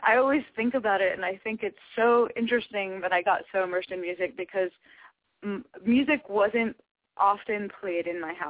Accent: Connecticut, United States; I grew up in Connecticut, and I studied with some just really special, amazing teachers in Connecticut.

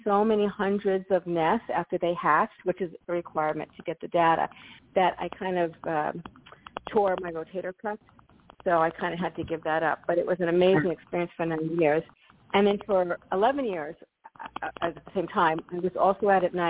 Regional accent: New York, United States; moved away as an adult; now in Florida, United States; I grew up in New York, and we have lots of wildlife

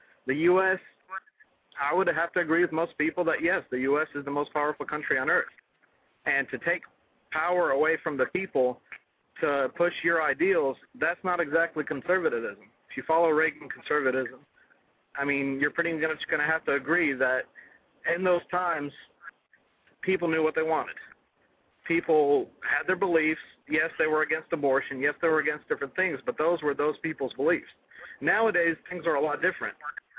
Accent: Russia; also born or lived in Israel; now in United States; I've lived all over the world. I'm from Russia originally.

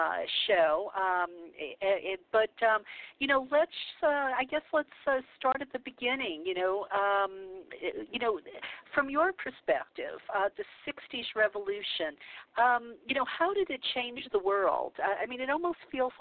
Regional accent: the Bible Belt, United States; I grew up in the Bible Belt

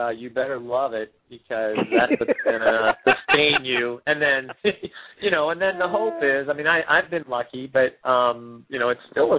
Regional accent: East Coast, United States; now in California, United States; I mean, I grew up on the East Coast, so I knew the East Coast. We live in California now.

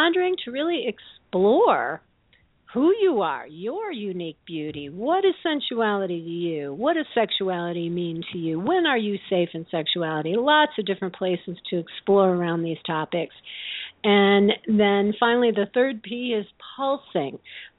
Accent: Midwest, United States; I grew up in the Midwest with very conservative values around sex

